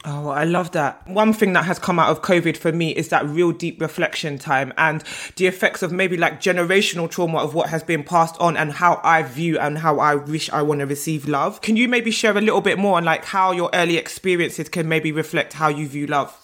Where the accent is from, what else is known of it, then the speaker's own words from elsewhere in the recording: Nigeria; I'm Nigerian and weddings and marriage are a big part of my culture